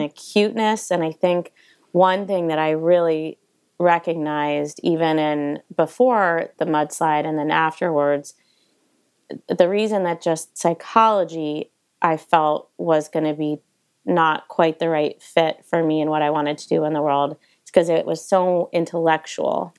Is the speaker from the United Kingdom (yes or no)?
no; East Coast, United States; now in Montecito, United States; growing up on the East Coast